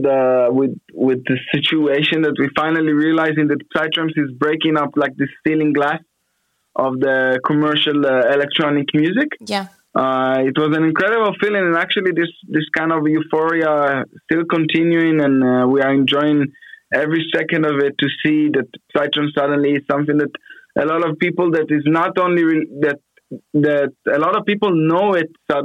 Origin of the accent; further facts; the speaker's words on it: Afula, Northern District, Israel; moved away as an adult; now in Sao Paulo, Brazil; I was born in Israel, in Afula.